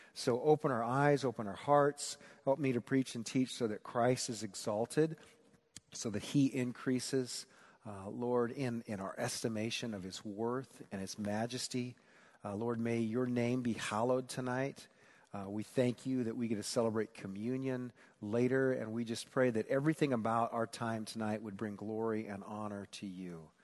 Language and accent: English; Newton, Iowa, United States; moved away; at Perkins in Newton, Iowa